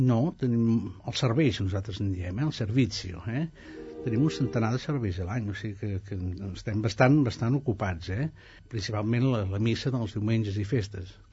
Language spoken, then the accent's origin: Catalan; Italy; now in Spain; jo sóc italià, eh? sóc ciutadà italià, però, sí, no, aquí hi ha una mica més de dignitat